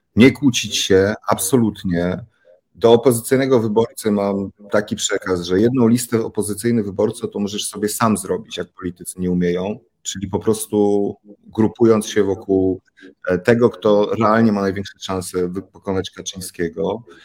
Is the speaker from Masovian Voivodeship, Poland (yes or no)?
yes; Warsaw, Masovian Voivodeship, Poland; Ja w Jelon, na Jelonkach, warszawskich Jelonkach